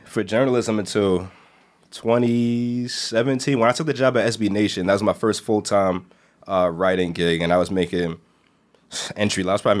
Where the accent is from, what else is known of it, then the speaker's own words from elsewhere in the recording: New York City, New York, United States; I'm not sure there's another place on the planet that I would have rather grown up than Brooklyn.